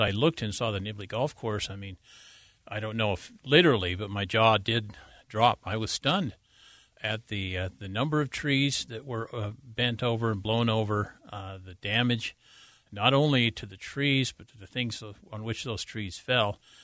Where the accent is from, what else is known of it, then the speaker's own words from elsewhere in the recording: Davis County, Utah, United States; also born or lived in Wasatch Back, Utah; I grew up in Davis County